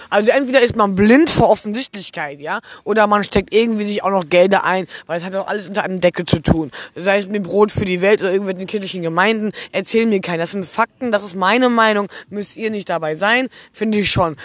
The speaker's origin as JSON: {"language": "German", "country": "Germany", "tie": "born or raised there", "said": "in Deutschland, dem Land, wo ich geboren bin"}